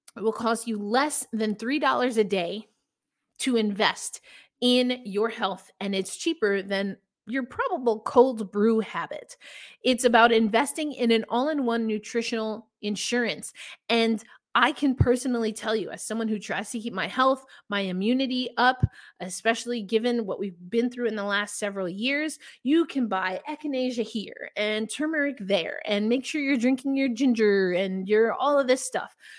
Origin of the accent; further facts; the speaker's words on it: New York, United States; now in Tulsa, United States; I'm originally from New York, but relocated to Tulsa.